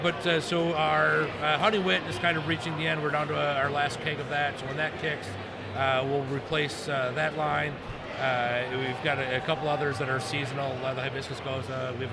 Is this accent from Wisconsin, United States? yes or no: yes; Wisconsin, United States; now in Long Island City, United States; I'm from Wisconsin.